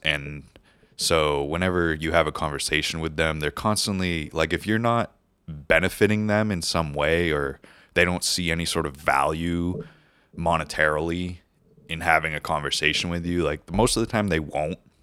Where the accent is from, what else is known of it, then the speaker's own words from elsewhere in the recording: New Hampshire, United States; moved away as an adult; also born or lived in California; I moved there from New Hampshire, where I grew up, spent twenty-four years of my life